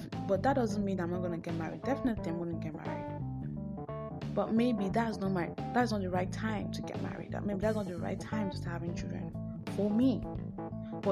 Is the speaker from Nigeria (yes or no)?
yes; Nigeria; I am African. I am Nigerian. I'm not African. I'm Nigerian